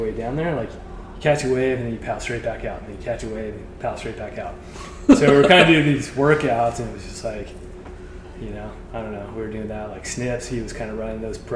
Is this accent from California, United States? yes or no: yes; San Clemente, California, United States; growing up in San Clemente